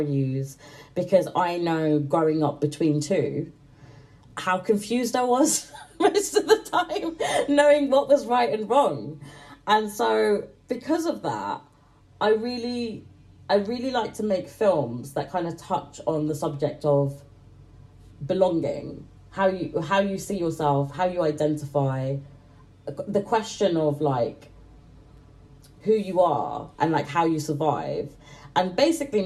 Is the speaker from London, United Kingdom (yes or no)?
no; Manchester, North West England, United Kingdom; I'm British. I was born in Manchester, but I come from like a mixed heritage family